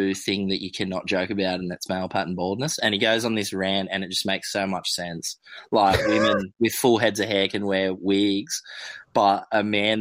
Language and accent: English; Cronulla, New South Wales, Australia; I was from Cornell